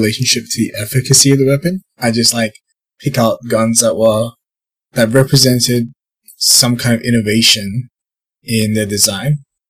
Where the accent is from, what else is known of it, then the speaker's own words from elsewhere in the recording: Australia; I'm Aussie.